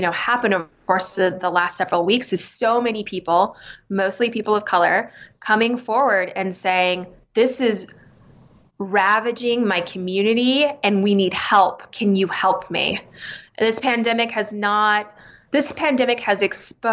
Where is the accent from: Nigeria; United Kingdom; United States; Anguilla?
United States; Arizona; I grew up in Arizona